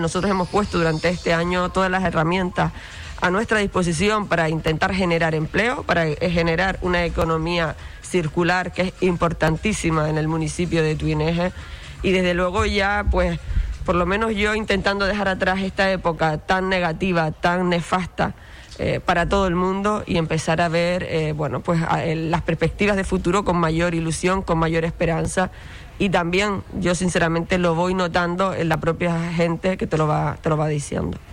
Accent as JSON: {"language": "Spanish", "region": "Canary Islands", "country": "Spain", "accent": "Canarian", "said": "nuestras tradiciones, nuestra cultura, nuestro acento"}